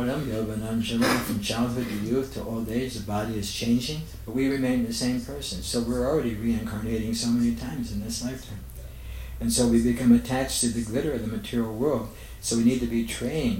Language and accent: English; United States; I'm an American